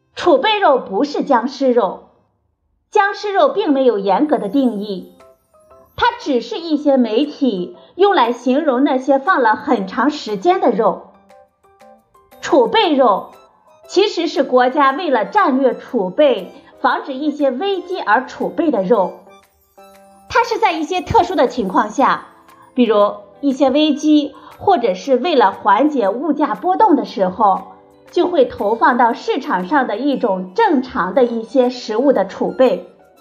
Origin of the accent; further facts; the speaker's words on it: China; 我们中国人呢，也是世界上最能吃猪肉的人。